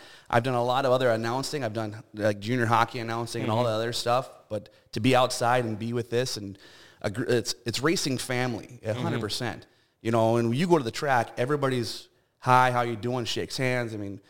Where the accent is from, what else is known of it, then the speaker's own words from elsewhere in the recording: Minot, North Dakota, United States; I just moved to town. I was from Minot.